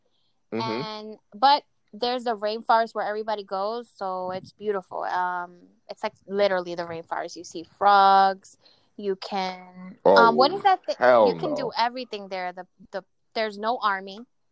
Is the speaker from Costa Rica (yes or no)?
yes; Costa Rica; I'm from Costa Rica. Yeah, everybody. Costa Rican.